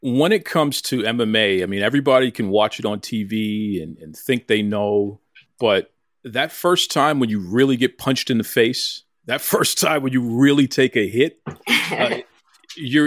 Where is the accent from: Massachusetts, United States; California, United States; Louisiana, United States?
Massachusetts, United States; Boston; I'm a Bostonian. I'm born and raised in Dorchester originally